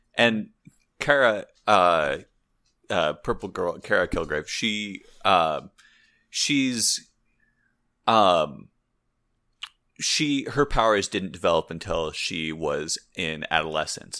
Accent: Santa Barbara, California, United States; we're both from Santa Barbara, California

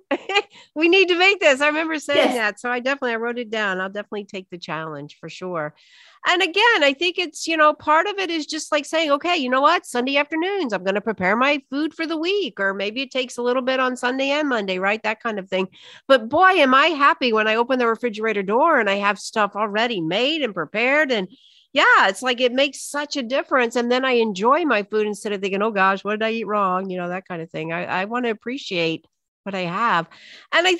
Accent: the South, United States; I was raised in the South on Southern Jewish cooking.

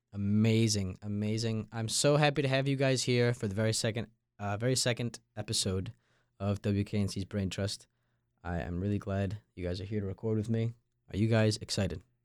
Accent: Long Island, New York, United States; moved away as an adult; now in North Carolina, United States; I'm from Long Island, New York, and I'm a member of the freshman class of 2026 here at State

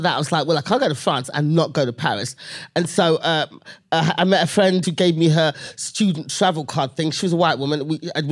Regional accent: London, United Kingdom; I was born and raised London, England

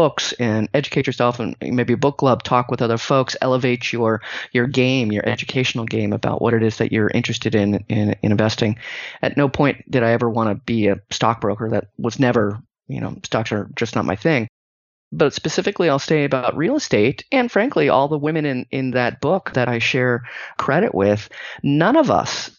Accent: Silicon Valley, California, United States; I grew up in the Silicon Valley.

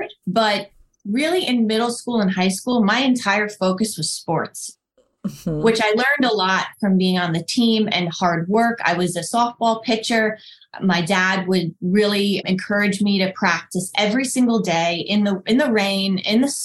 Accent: Northern New Jersey, United States; I grew up in Northern New Jersey, the youngest of 4 kids

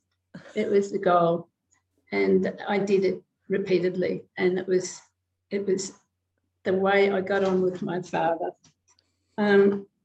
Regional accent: New Zealand; moved away as an adult; also born or lived in London, United Kingdom / Townsville, Australia; now in Australia; I was born in New Zealand.

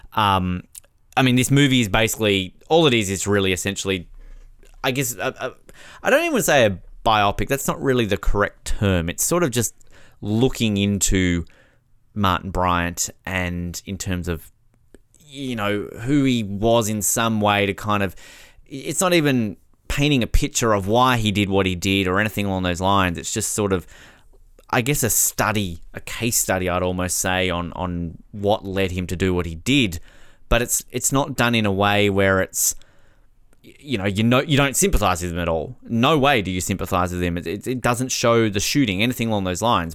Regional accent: Tasmania, Australia; my home state of Tasmania

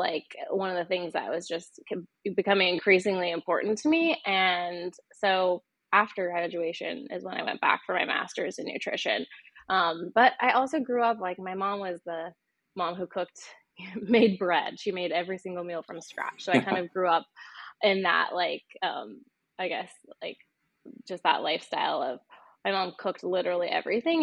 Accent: northern Idaho, United States; moved away as an adult; now in Portland, United States; I grew up in a small town in northern Idaho, kind of on the border of Idaho and Washington

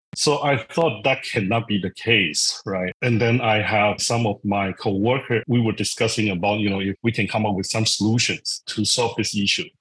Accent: Taiwan; moved away as an adult; also born or lived in Silicon Valley, United States; I, I come from Taiwan, I grew up in Taiwan.

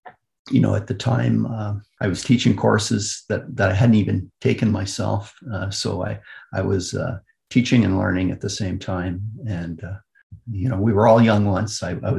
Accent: Kitchener, Ontario, Canada; Kitchener is my hometown. So I was born, raised, trained, and I've done all my my career has been in Canada.

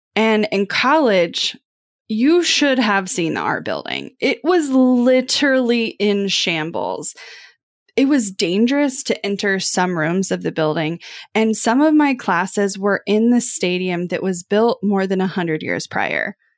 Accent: Kansas City, United States; growing up in Kansas City

